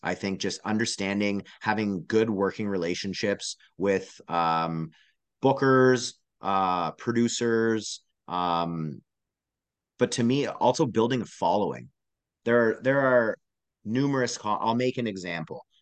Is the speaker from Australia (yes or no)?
no; Canada; I am a Canadian performer